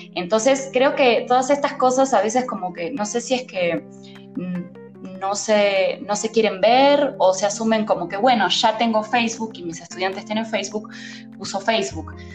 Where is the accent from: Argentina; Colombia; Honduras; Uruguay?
Uruguay; moved away as an adult; now in Mexico; soy de Uruguay